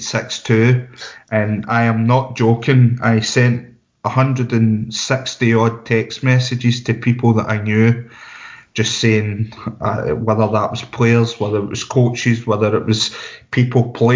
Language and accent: English; Barrhead, Scotland, United Kingdom; I'm from Barrhead